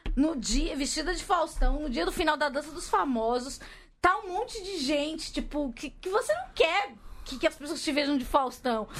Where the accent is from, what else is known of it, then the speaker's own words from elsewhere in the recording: Capão Redondo, São Paulo, Brazil; eu nasci no Capão Redondo.